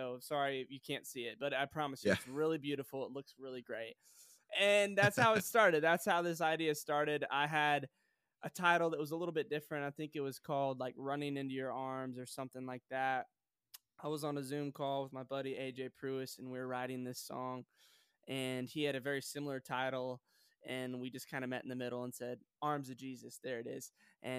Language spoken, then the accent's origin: English; Sioux Falls, South Dakota, United States; also born or lived in Joplin, Missouri; now in Nashville, United States; I was born in Joplin, Missouri, and okay. I moved to Sioux Falls, South Dakota when I was 9 years old.